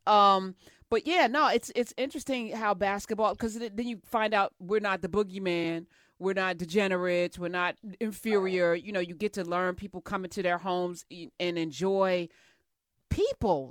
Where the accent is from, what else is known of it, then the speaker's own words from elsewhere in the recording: New Jersey, United States; I grew up in Jersey